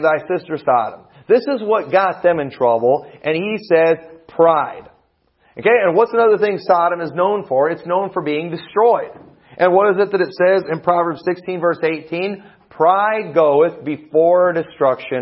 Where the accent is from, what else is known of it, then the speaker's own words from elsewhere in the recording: United States; I'm thankful that I'm an American.